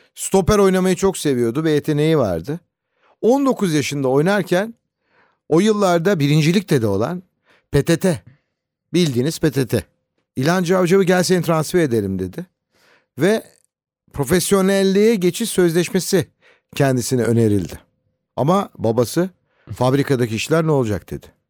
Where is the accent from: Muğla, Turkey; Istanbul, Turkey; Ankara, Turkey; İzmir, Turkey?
Ankara, Turkey